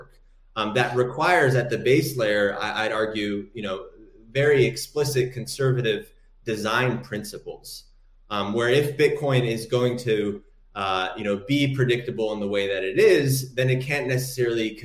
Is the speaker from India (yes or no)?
no; Morocco; I'm from Morocco myself